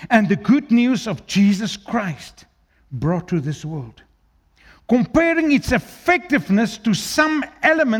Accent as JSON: {"language": "English", "country": "South Africa", "first_language": "Afrikaans", "second_language": "English", "said": "I'm an Afrikaans guy. I'm a Burki. English is my third language. Afrikaans is first"}